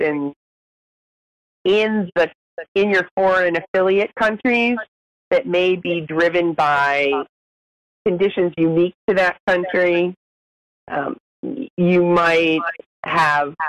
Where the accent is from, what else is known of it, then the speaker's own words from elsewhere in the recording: New Hampshire, United States; now in Washington, D.C., United States; I am a native Granite Stater.